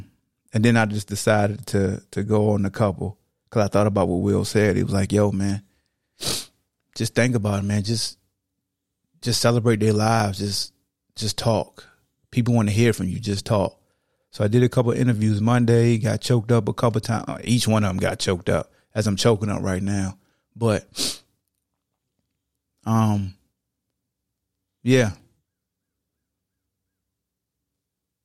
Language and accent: English; Hampton, Virginia, United States; my family. We come from Hampton, Virginia.